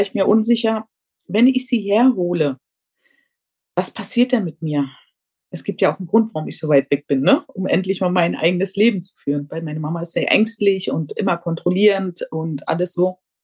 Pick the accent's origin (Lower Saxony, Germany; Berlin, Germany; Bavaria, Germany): Berlin, Germany; moved away as an adult; now in Tenerife, Spain; ich komme ursprünglich aus Berlin, lebe aber seit knapp 14 Jahren auf Teneriffa